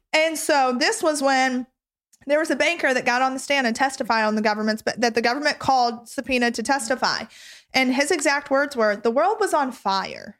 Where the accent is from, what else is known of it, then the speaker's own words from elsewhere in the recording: the South, United States; I grew up in the South